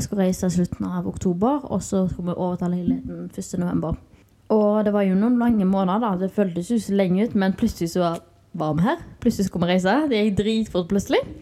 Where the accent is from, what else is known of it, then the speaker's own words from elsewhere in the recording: Haugesund, Rogaland, Norway; moved away as an adult; now in Spain; hjemme i Haugesund